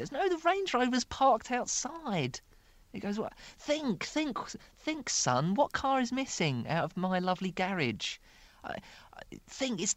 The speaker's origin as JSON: {"language": "English", "town": "Dagenham", "region": "London", "country": "United Kingdom", "tie": "born or raised there", "said": "I grew up in Dagenham, in East London"}